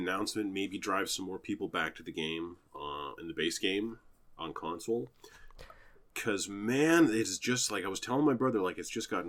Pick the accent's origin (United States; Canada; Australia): Canada; As a Canadian, I think I'm excused.